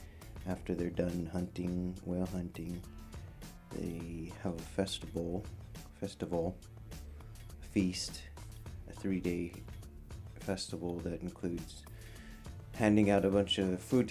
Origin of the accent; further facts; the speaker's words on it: Point Hope, Alaska, United States; moved away; also born or lived in Anchorage, Alaska; Hence Point Hope. Makes sense, I guess. But yeah, it's my hometown where I was raised a little bit growing up, and where my mom was raised. And they still practice traditional subsistence hunting there.